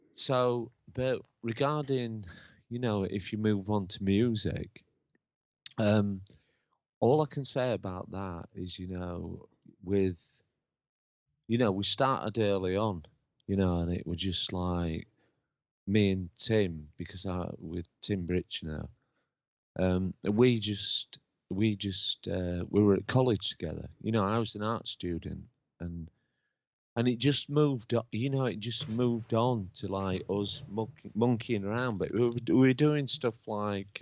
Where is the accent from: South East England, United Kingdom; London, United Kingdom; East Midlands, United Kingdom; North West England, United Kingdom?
East Midlands, United Kingdom; Lincoln; moved away; also born or lived in Huddersfield; I was brought up in I was born in Lincoln